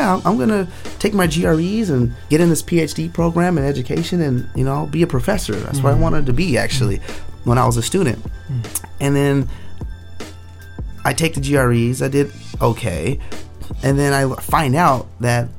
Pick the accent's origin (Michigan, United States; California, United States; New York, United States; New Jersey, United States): California, United States; South Gate; also born or lived in San Antonio, Texas / Spokane, Washington; I grew up in Southgate, California